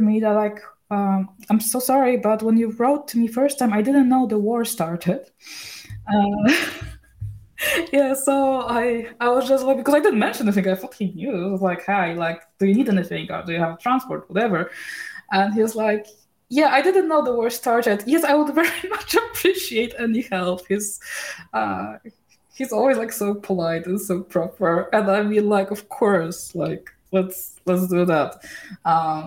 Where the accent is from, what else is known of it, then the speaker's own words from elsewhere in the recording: Poland; moved away as an adult; now in Sweden; I was born in Poland